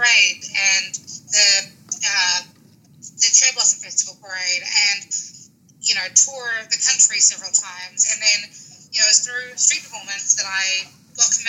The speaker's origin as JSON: {"language": "English", "country": "New Zealand", "moved": "as an adult", "lives_now": "Washington, D.C., United States", "said": "Originally from New Zealand, okay. A small town called Redland, which is on the west coast of the North Island."}